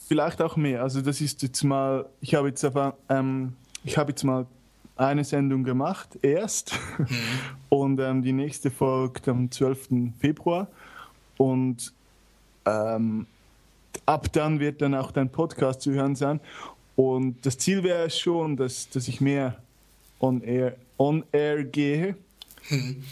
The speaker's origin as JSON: {"language": "German", "region": "German-speaking Switzerland", "country": "Switzerland", "tie": "born or raised there", "said": "ich bin in der Deutschschweiz aufgewachsen"}